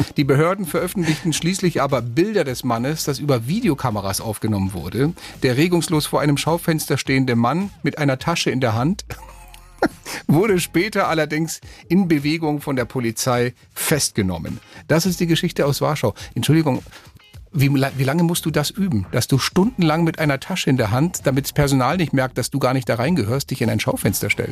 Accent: Spain; now in Germany; mein Heimatland, Spanien

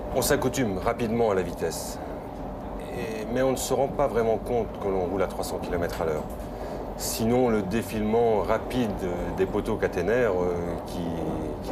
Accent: Brittany, France; moved away as an adult; also born or lived in Paris; étant breton, je désirais absolument revenir dans ma région d'origine

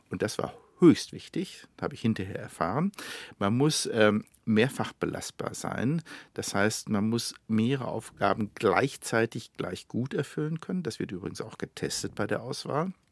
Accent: Germany; Aber es waren Amerikaner und Russen. Ich war Deutscher.

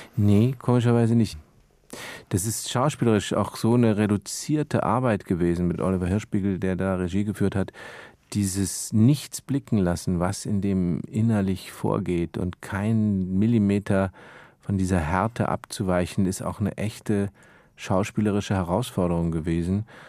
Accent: Munich, Bavaria, Germany; now in Berlin, Germany; als geborene Münchner

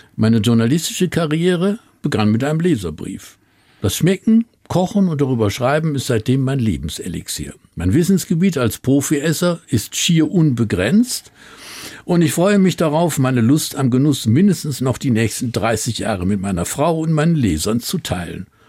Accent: Duisburg, North Rhine-Westphalia, Germany; von Duisburg, wo ich groß geworden bin

